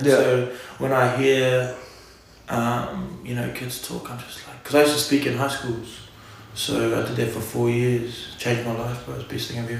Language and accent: English; Auckland, New Zealand; I'm from Auckland, you want to hear from me, I'm from the Big Smoke